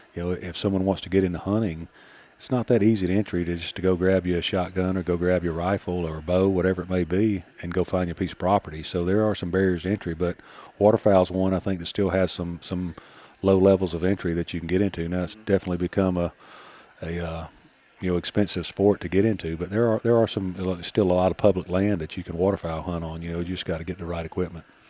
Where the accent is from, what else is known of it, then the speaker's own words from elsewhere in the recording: western Georgia, United States; I mean, I'm from, uh, western Georgia